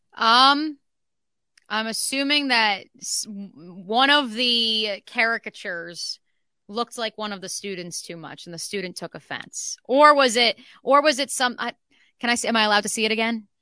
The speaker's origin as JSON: {"language": "English", "region": "New Jersey", "country": "United States", "tie": "born or raised there", "said": "growing up in New Jersey, uh, Six Flags Great Adventure, right down the road from where I grew up"}